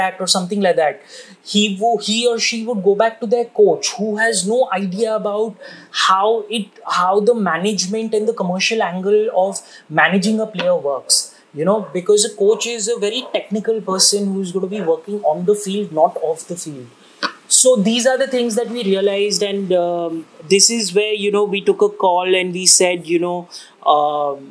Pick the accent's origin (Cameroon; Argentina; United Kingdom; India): India; also born or lived in Bangalore; growing up in India